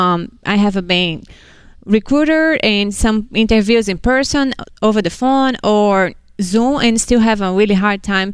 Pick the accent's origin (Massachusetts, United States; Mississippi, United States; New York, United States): Massachusetts, United States; Hudson; Hudson, Massachusetts